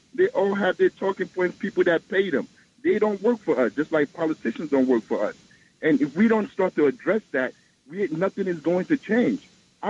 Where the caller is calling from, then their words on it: Newark, New Jersey, United States; from Newark, New Jersey.